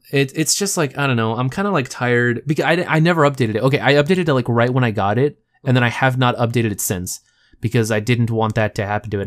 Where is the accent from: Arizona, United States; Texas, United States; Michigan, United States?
Texas, United States; I'm from Texas